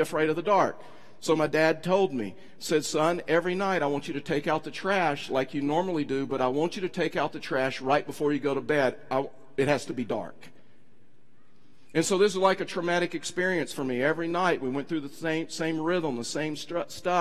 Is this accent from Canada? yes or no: no; East Texas, United States; I was raised in East Texas. I'm from Texas.